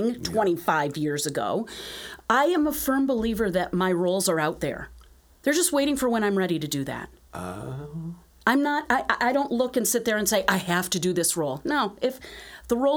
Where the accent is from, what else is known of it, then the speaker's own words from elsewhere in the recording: Western New York, United States; growing up in Western New York, maybe I don't have a flattened A sound, even though I grew up here